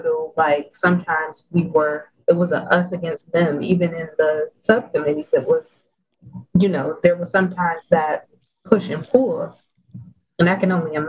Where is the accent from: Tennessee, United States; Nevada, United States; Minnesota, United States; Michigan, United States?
Michigan, United States; Detroit; I'm from Detroit